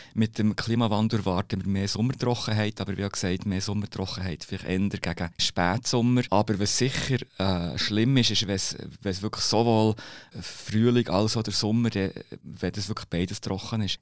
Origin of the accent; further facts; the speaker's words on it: Bern, Switzerland; ich bin Berner